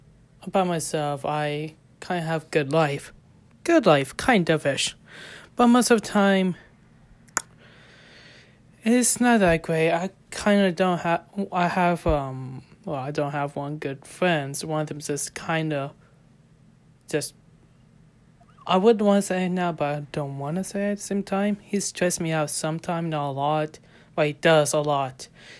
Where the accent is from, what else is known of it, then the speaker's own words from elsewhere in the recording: Ohio, United States; I'm actually come from United States, born in Ohio, raised in Ohio, of American way.